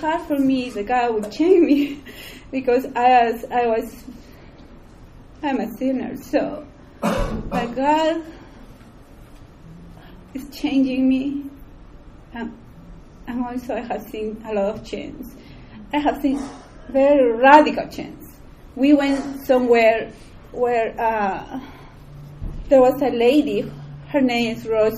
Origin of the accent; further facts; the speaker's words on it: Peru; moved away; I was born in Peru.